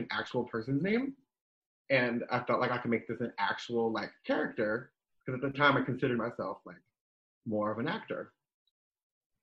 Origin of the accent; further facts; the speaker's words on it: New Jersey, United States; moved away as an adult; also born or lived in Southern California / Nebraska; I'm born and raised in New Jersey